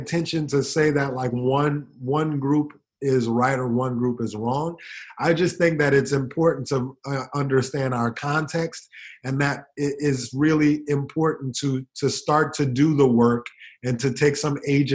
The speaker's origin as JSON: {"language": "English", "country": "United States"}